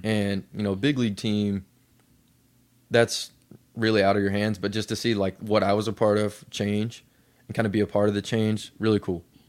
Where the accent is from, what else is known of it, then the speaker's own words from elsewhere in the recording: Lexington, Kentucky, United States; I grew up in Lexington, Kentucky